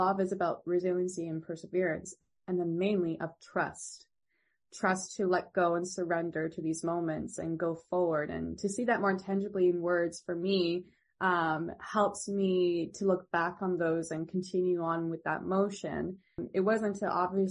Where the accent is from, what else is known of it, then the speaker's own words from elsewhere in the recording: Ontario, Canada; I'm originally from Ontario